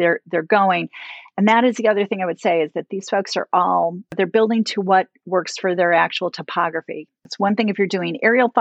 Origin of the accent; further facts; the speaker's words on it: United States; as American citizens